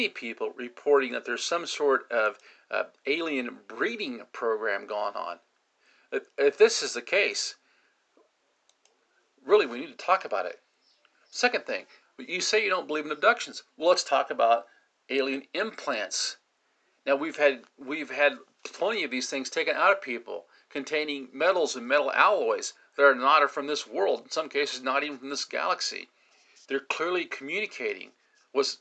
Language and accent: English; United States; we as the American people